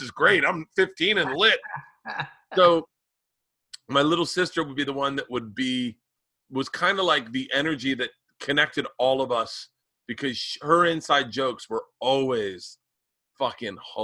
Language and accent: English; the South, United States; I grew up in the South